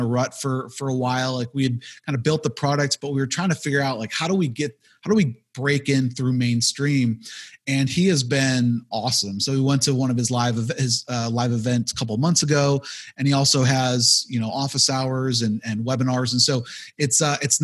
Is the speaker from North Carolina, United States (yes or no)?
no; Buffalo, New York, United States; I'm from Buffalo, New York